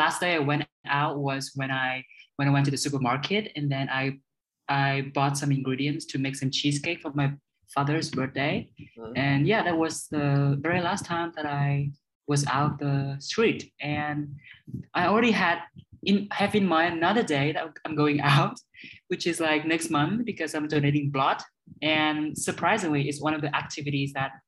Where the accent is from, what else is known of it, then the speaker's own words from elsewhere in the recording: Hanoi, Vietnam; English is a second language; also born or lived in Scunthorpe / Dubai; I was born in Hanoi. And so I grew up here.